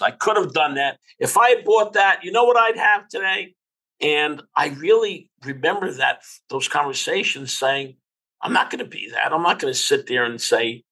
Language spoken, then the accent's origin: English; Newark, New Jersey, United States; a child growing up in Newark